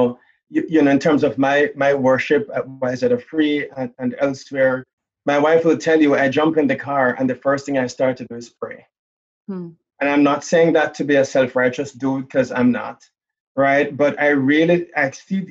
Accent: Jamaica; moved away; I'm from Jamaica. So I grew up in the islands

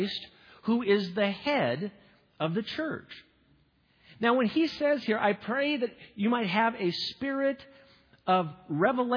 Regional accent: Midwest, United States; I'm from the Midwest

